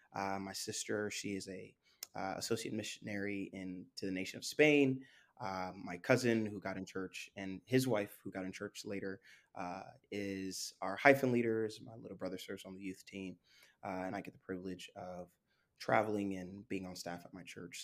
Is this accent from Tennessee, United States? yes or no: no; Florida, United States; also born or lived in Spring Valley, New York, United States / Haiti (ancestry); I'm from Florida. I, I do, I do have some history in the Northeast, uh, and particularly New York, forty-five minutes outside of Manhattan, small, small village actually called Spring Valley, uh, but I, I've been in Florida since I was twelve